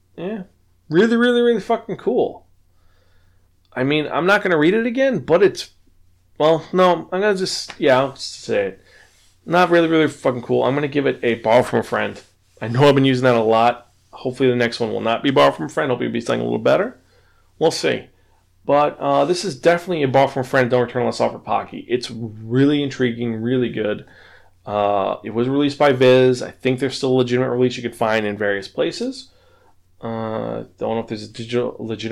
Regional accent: New York City, New York, United States; I was raised in the Bronx

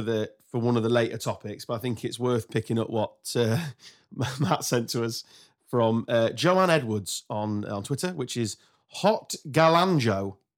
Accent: England, United Kingdom; Well, no, we were because we're English.

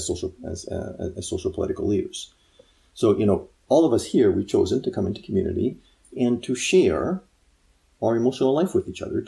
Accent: United States; being an American

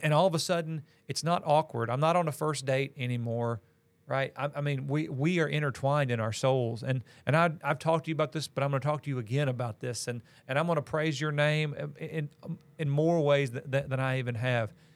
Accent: Missouri, United States; moved away as an adult; also born or lived in Illinois / Tennessee / Kentucky / Georgia; now in Valdosta, United States; I grew up in Missouri, and that's where all my family still is

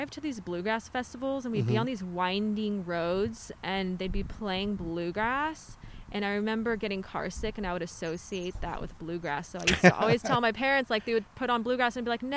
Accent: Riverside, California, United States; I'm from Riverside.

